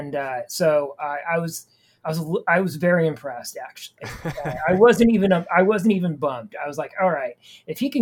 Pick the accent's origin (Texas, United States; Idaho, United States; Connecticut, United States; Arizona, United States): Idaho, United States; I grew up in Idaho